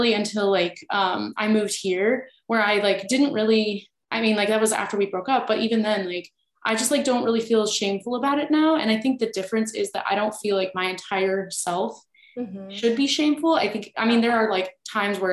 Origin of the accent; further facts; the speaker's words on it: Midwest, United States; I was from the Midwest.